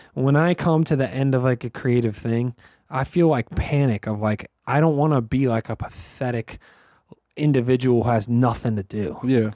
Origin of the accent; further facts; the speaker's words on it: Pittsburgh, Pennsylvania, United States; I'm from Pittsburgh